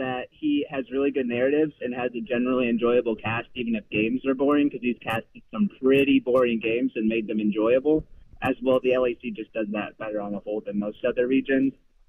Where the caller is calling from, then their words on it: Iowa, United States; Calling from Iowa.